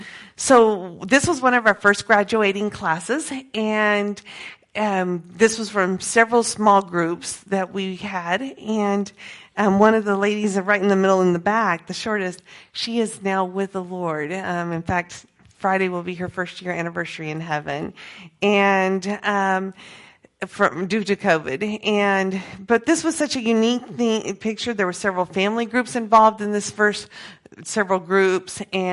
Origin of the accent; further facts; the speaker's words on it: Peru; Okay, so I grew up in Peru as a missionary kid, and so I had the privilege of already knowing a lot of the language, already knowing the culture